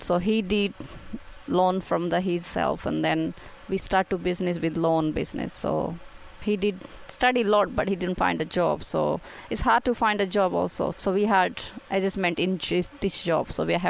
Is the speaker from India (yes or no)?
yes; Karnataka, India; English is a second language; moved away as an adult; now in Kovalam, India; I grew up in Karnataka, nearby Bangalore. We have family members in Karnataka. So my family lives in Karnataka. My parents lives in Karnataka. So I born in Karnataka. Karnataka is very big city. It's like big town, but we live in small towns